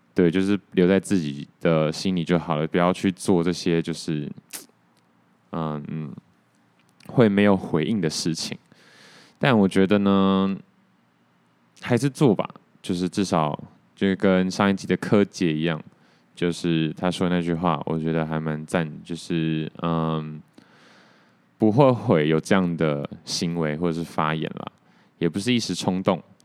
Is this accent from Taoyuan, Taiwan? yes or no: yes; Taoyuan, Taiwan; now in Taipei, Taiwan; 我桃园人啊